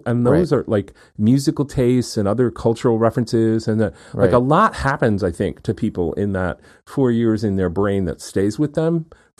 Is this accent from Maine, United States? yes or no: yes; Houlton, Maine, United States; born there; which is the hospital I was born in Holton, Maine.